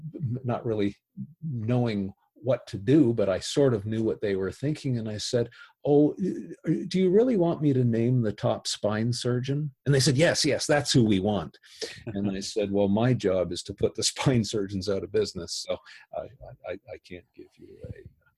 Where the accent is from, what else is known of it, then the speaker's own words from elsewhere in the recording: Canada; because I'm a Canadian, I didn't have any bias on this.